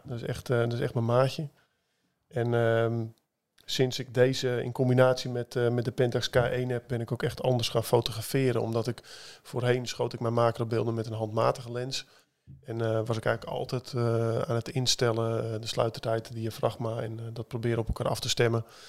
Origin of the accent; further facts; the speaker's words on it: Wieringermeer polder, North Holland, Netherlands; moved away; Ik kom uit de Wieringenmeerpolder, ben ik opgegroeid